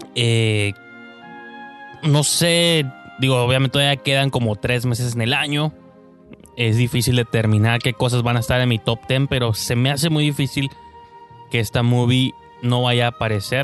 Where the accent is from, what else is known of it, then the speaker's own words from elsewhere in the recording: Mexico; uno que es mexicano